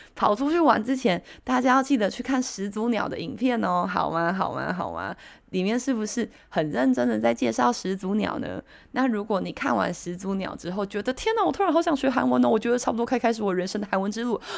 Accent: Taiwan; 我们台湾人有个习惯

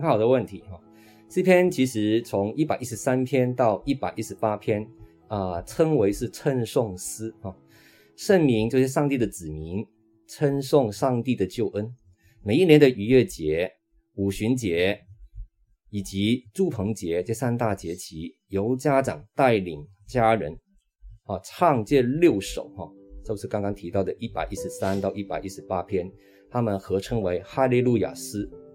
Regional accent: Hong Kong; now in Taiwan; 我是本身是在香港长大的，我的爸爸在二零零七年因为小脑的中风已经安息主怀了，那妈妈今年是八十七岁了

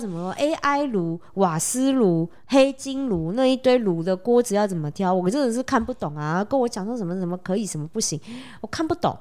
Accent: Taiwan; 我们台湾人好，五六年级生，六年级生以前的

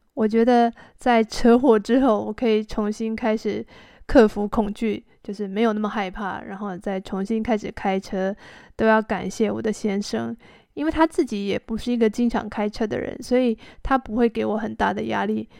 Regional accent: Taipei, Taiwan; also born or lived in Xizhi, New Taipei; 我的家本来是住在台北市区里面，到哪里都可以坐捷运

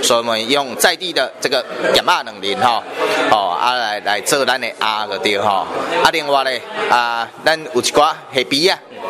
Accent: Beigang, Yunlin County, Taiwan; 我是来自北港的这个婚姻关系员，

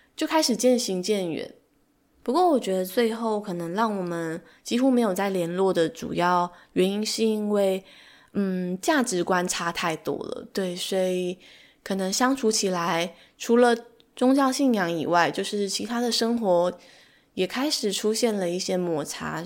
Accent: Taiwan; 身为台湾人的我

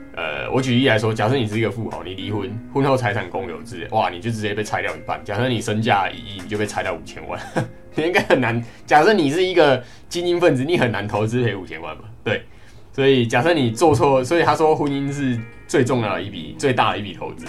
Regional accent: Kaohsiung, Taiwan; moved away as an adult; now in Taipei, Taiwan; 我是高雄人，那，那时候在台中念书

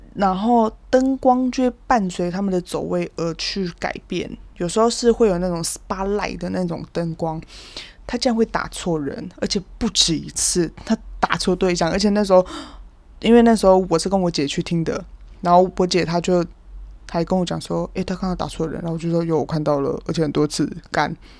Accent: Kaohsiung, Taiwan; moved away; 毕竟我高雄人嘛

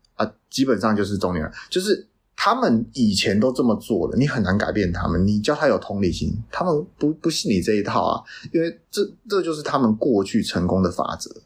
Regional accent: Taiwan; also born or lived in Canada; 我们台湾人

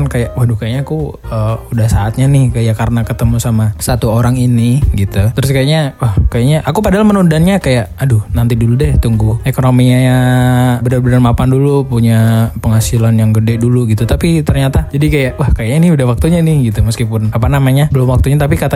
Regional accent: Java, Indonesia; Iya aku ya Jawa

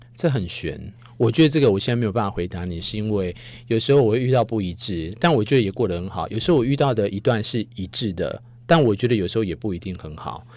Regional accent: Taiwan; 我们台湾人

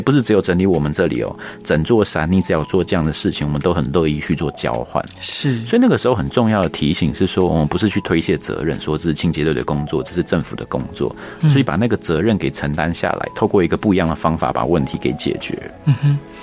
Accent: Taipei, Taiwan; 我从小在台北长大

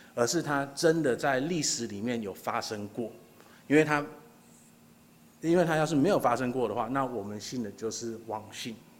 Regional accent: Taiwan; 我们家虽然是本省人，可是我们也是从大陆那边过来的

